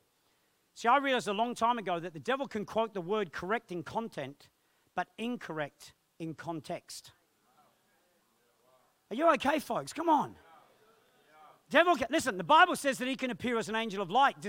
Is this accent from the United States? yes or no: no; England, United Kingdom; born or raised there; moved away